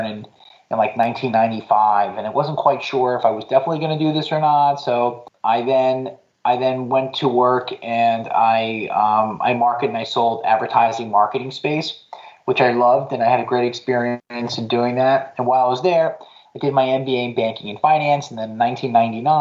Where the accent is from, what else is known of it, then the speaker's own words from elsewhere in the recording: Patchogue, New York, United States; my hometown of Patchogue on Long Island, New York